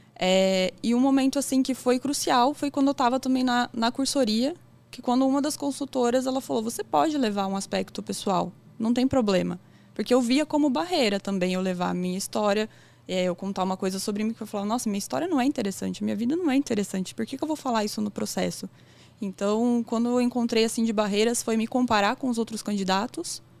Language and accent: Portuguese; São Carlos, São Paulo, Brazil; eu sou natural de São Carlos também